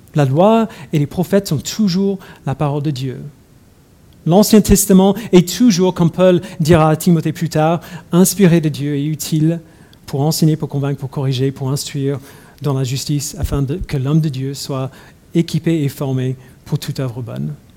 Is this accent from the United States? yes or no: yes; United States; moved away; j'ai grandi aux États-Unis